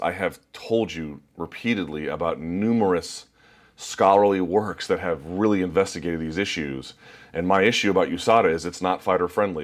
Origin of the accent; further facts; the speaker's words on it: United States; I'm just an American